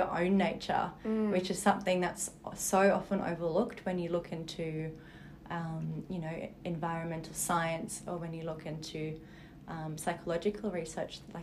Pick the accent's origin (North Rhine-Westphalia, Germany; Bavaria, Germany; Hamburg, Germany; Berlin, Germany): Berlin, Germany; now in Sydney, Australia; I live in the beautiful Sydney beaches, but I was actually born and raised in Berlin.